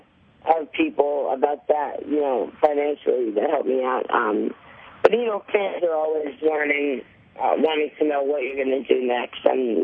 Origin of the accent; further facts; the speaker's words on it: New York, United States; now in Los Angeles, United States; I'm from New York, and I'm still with an agency that I found out there when I was around 8 or 9, and I've just been going on auditions, and now I'm from LA too.